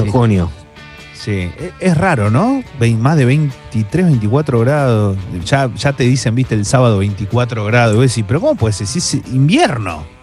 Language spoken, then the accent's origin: Spanish; Buenos Aires, Argentina; Me gusta de AMBA y, dulce de leche vos. Y yo soy, soy bien del AMBA mucha